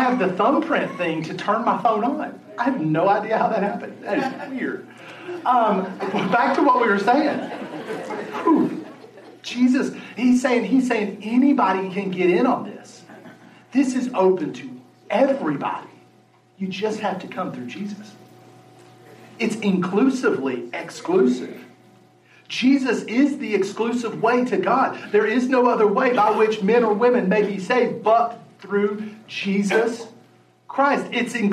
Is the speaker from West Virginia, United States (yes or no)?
yes; West Virginia, United States; moved away; I grew up in West Virginia